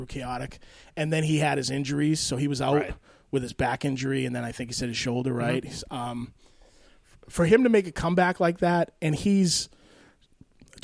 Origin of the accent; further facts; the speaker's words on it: Billerica, Massachusetts, United States; I grew up in Billerica